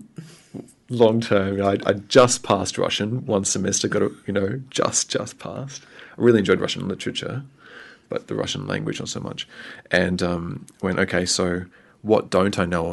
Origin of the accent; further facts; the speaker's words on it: Australia; also born or lived in Vanuatu; now in New Zealand; I was born in Australia. My parents were living in Vanuatu at the time, and they flew to Brisbane